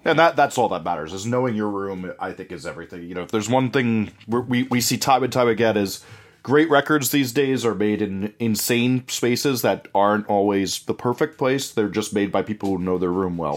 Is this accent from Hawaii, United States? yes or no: no; New Jersey, United States; growing up in New Jersey